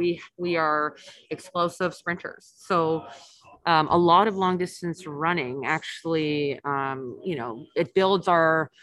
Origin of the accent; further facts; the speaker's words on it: Canada; moved away as an adult; also born or lived in Germany / Sweden; I'm Canadian